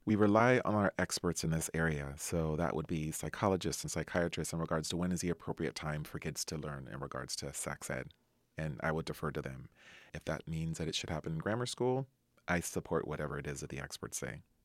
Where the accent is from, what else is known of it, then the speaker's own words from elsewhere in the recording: Anaheim, California, United States; I grew up in Anaheim, California.